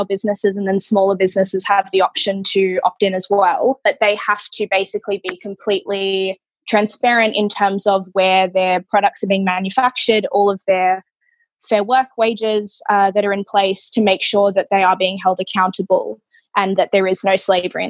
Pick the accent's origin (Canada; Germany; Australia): Australia; I was born in Australia